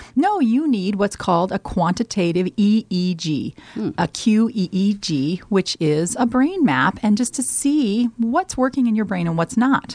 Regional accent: Colorado, United States; moved away as an adult; now in Omaha, United States; I am from Colorado. I'm actually a Colorado native

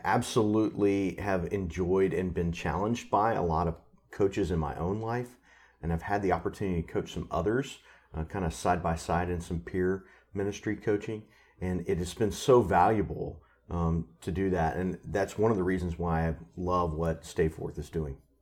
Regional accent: Alabama, United States; moved away as an adult; now in Denver, United States; I'm originally from Alabama, uh, and I was a youth pastor there for a number of years

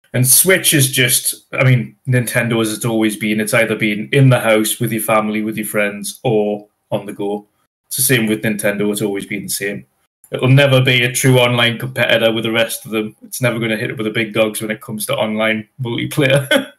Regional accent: North East England, United Kingdom; accent: Geordie; I am from the Northeast.

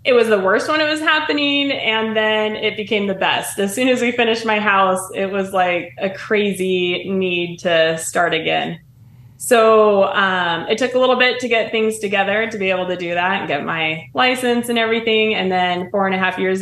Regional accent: Alaska, United States; now in Twin Falls, United States; From Alaska. I'm building in Twin Falls, Idaho.

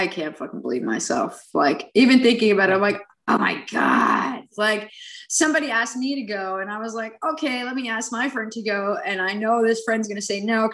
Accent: New York City, New York, United States; I grew up in New York City

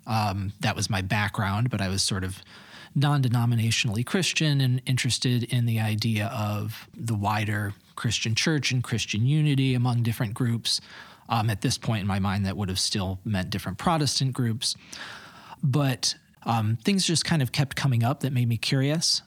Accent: east side of Michigan, United States; moved away as an adult; now in Holland, United States; born and bred Michigander. I'm from the east side of the state. So I grew up there

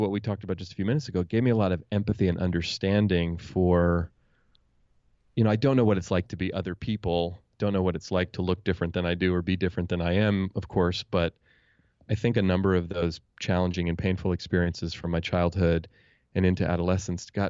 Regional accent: Oakland, California, United States; I grew up in Oakland, California, here in the San Francisco Bay Area, where I still live.

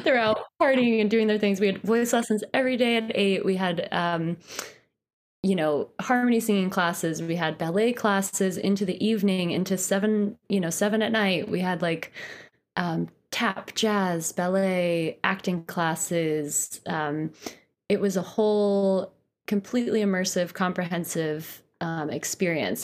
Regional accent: Poughkeepsie, New York, United States; moved away as an adult; also born or lived in Boston; now in Brooklyn, United States; I grew up in Poughkeepsie, which is about an hour and a half north of New York City.

